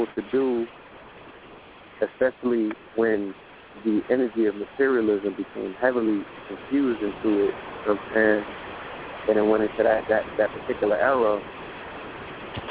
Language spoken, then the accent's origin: English; New York, United States; growing up in New York